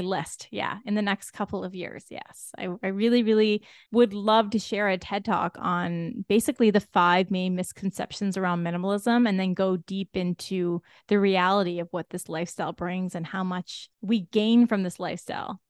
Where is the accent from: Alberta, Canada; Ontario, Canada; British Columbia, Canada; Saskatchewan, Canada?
Ontario, Canada; we're all from Ontario